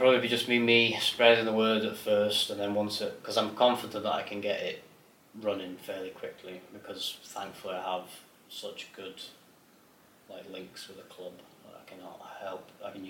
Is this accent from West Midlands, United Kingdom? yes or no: no; Glasgow, Scotland, United Kingdom; born there; I'm actually a Rangers fan. I was born in Glasgow